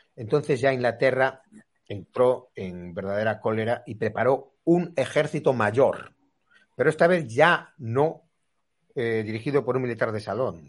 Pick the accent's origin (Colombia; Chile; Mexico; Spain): Spain; Los españoles nos creemos que somos españoles.